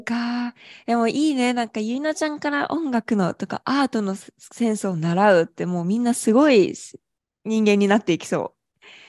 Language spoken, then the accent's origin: Japanese; Kanto, Japan; 東京に近かったから生まれも育ちも。